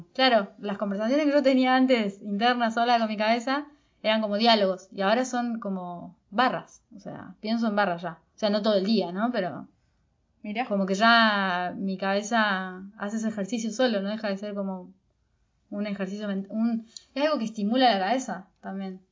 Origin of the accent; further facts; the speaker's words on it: Córdoba, Argentina; también me crié en Córdoba